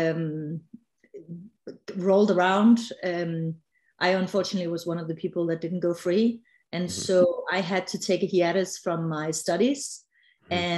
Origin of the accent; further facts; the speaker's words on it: Denmark; I'm originally from Legoland, also known as Denmark.